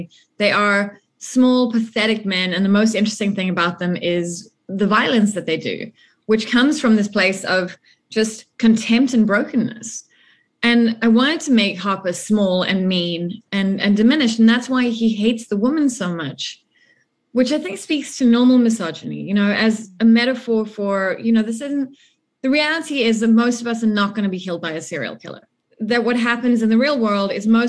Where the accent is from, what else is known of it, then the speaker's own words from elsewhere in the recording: South Africa; as a South African